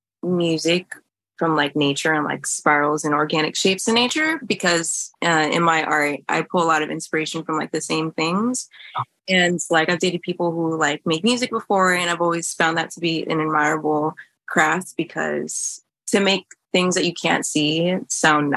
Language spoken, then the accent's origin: English; Texas, United States; moved away as an adult; now in Los Angeles, United States; I'm from Texas